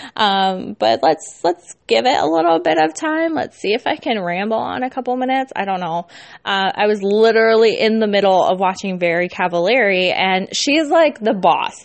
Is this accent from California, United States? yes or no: yes; California, United States; now in Iowa, United States; I'm not from the Midwest, but I live in the Midwest. I am from Cali.